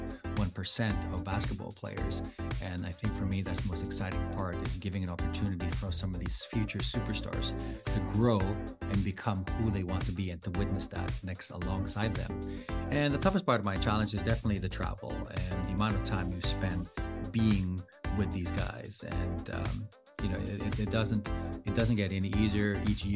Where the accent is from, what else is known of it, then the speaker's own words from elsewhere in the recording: Philippines; moved away; I'm the only Filipino that was raised and educated in the Philippines. I grew up in the Philippines